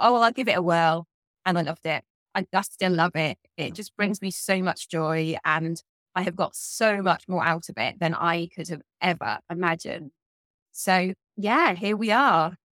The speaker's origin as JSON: {"language": "English", "region": "South of England", "country": "United Kingdom", "accent": "southern English", "said": "you can probably tell from my accent that I come from the south of England"}